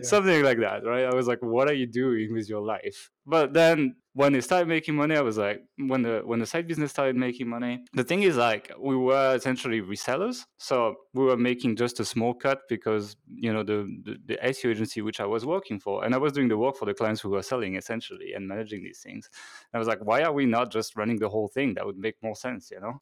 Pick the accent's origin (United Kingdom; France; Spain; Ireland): France; Normandy; moved away as an adult; also born or lived in Hong Kong; now in Budapest, Hungary; I'm actually French. Uh, so I was born in Normandy, in France.